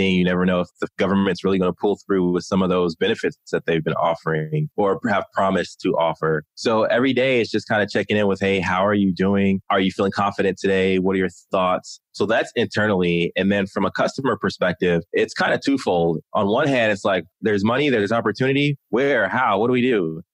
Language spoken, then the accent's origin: English; Maryland, United States; also born or lived in Texas / Germany; So I was born in Texas and we were there for a while. And then we moved to Germany. So I lived in Germany for 5 years. And then my dad retired and we grew up in Maryland